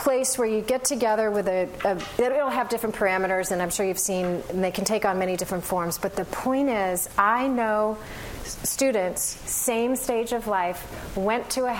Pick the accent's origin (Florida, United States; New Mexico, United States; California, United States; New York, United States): California, United States; Berkeley; Again, I'm from Berkeley, so you have to permit me.